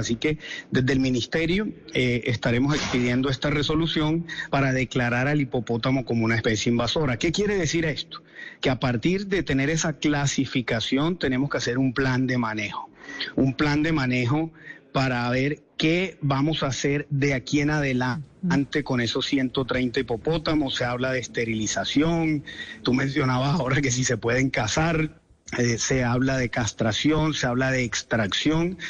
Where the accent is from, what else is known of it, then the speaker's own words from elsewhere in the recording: Colombia; nosotros como colombianos